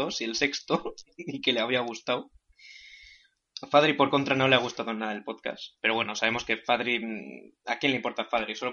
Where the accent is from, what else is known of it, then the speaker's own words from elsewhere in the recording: Basque Country, Spain; Yo como vasco